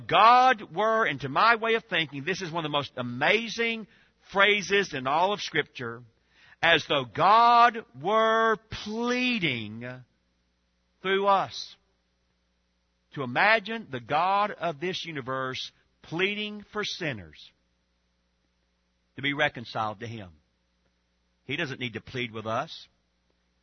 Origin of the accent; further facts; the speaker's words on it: Georgia, United States; I grew up in Georgia.